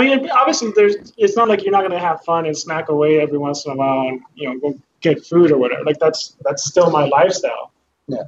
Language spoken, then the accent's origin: English; Eagle Pass, Texas, United States; also born or lived in Houston, Texas; I'm from Houston originally, and I was raised in Eagle Pass